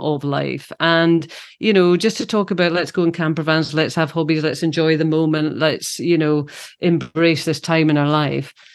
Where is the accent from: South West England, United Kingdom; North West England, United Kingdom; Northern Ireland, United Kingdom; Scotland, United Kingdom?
Scotland, United Kingdom; also born or lived in London; When I'm home, I'm in Scotland and I'm being Scottish.